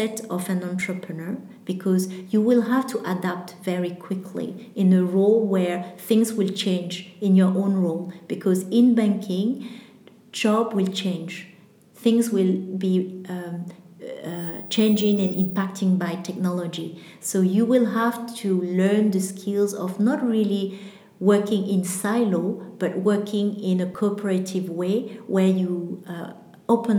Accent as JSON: {"language": "English", "country": "Vietnam", "said": "I'm from Vietnam"}